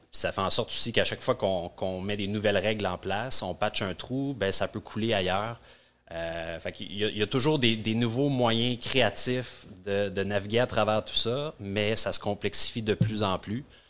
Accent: North Shore, Quebec, Canada; je suis un petit gars de la Rive-Nord

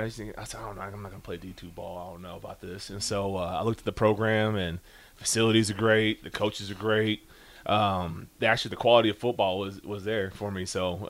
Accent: Lincoln, Nebraska, United States; I grew up in Lincoln, Nebraska. I'm a Lincoln kid through and through.

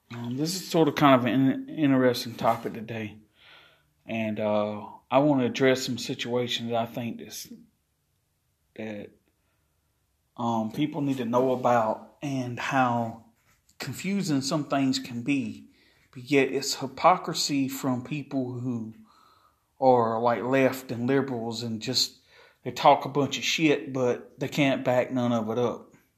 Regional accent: Chesterfield, South Carolina, United States; my hometown of Chesterfield, South Carolina

